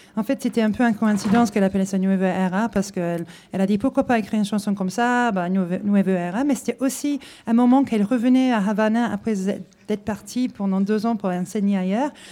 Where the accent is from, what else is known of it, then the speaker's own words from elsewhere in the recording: Hull, Yorkshire and the Humber, United Kingdom; French is a second language; moved away as an adult; now in France; ça fait 20 ans que je suis là. Je viens de Hull, normalement, dans le nord de l'Angleterre